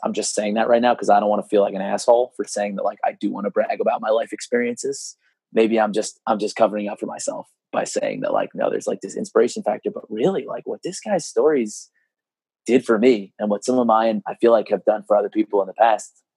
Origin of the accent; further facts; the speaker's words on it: New York City, New York, United States; growing up in Brooklyn